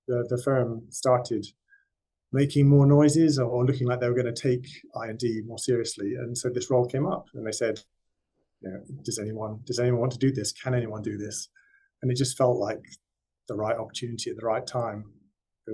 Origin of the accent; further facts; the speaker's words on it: West Cornwall, South West England, United Kingdom; I grew up in West Cornwall, quite rural background, quite poor